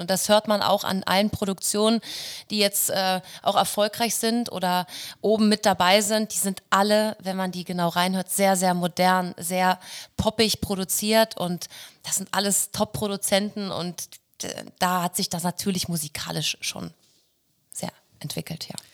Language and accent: German; Hamburg, Germany; moved away as an adult; now in Rauenberg, Germany; ich komme aus Hamburg, ich komme aus dem Norden